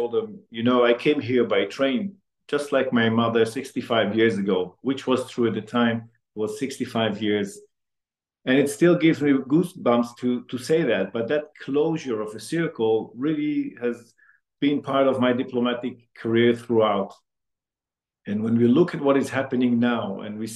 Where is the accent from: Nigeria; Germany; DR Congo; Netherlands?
Netherlands; Amsterdam, North Holland; now in Ottawa, Canada; I was born in Holland and in Amsterdam. And my mother's and father's family is also from Amsterdam.